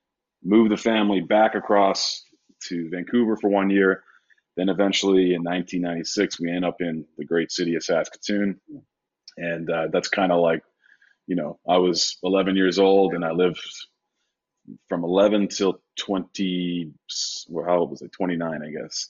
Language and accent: English; Sydney, New South Wales, Australia; born there; Well, I was born in Sydney, Australia.